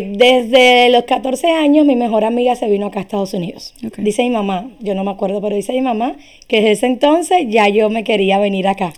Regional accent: Cuba; now in Miami, United States; soy cubana

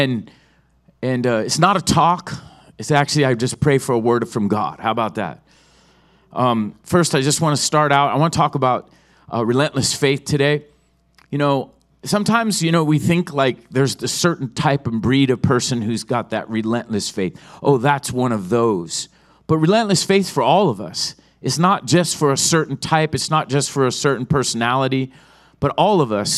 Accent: Oceanside, California, United States; I was raised in Oceanside

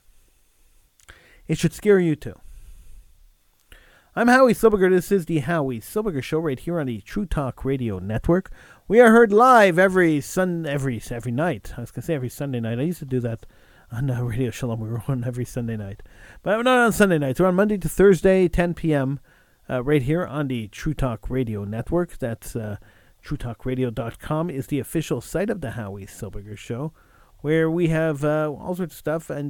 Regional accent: Quebec, Canada; we are sitting ducks as minorities and as English people

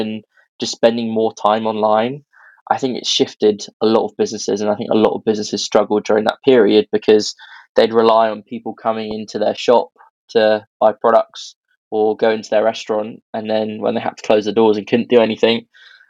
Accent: Birmingham, West Midlands, United Kingdom; I'm originally from Birmingham.

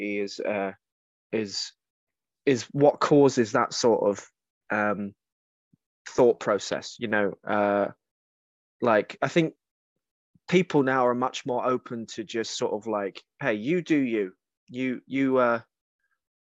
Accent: Kent, South East England, United Kingdom; Growing up in Kent, there wasn't schools down there.

